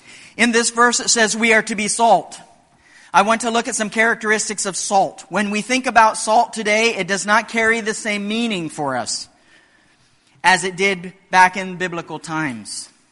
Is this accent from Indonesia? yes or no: yes; Indonesia; In many remote areas of the world, like where I grew up in Indonesia, salt is still very valuable.